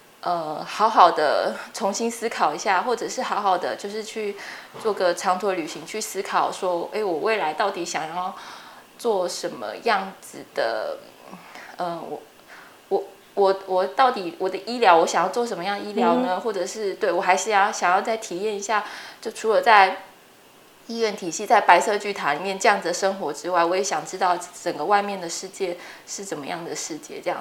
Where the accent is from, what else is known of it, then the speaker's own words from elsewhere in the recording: Chiayi, Chiayi City, Taiwan; moved away as an adult; also born or lived in Taichung / Taipei; 那我本身是嘉义人，然后在嘉义就是从小在嘉义市长大，然后就一直念到高中，就是一个很平凡的在嘉义长大的小孩。